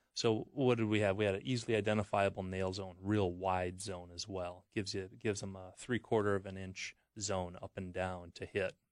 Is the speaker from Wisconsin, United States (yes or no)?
yes; Wisconsin, United States; I'm from Wisconsin